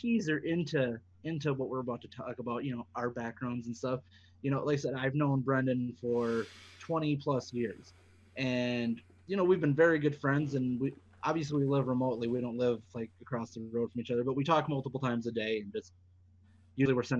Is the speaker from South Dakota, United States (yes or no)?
yes; South Dakota, United States; born and raised in South Dakota.